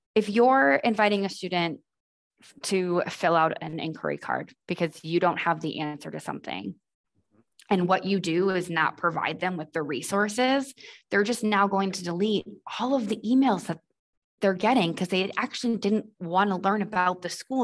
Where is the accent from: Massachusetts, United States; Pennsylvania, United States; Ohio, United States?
Massachusetts, United States; Boston; moved away; I'm originally from Boston